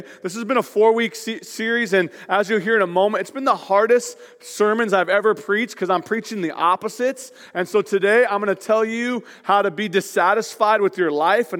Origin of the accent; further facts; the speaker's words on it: North Marysville, Washington, United States; I remember being a kid. I grew up in North Marysville. My mom and my dad, I had 2 older brothers. I'm the youngest of 3.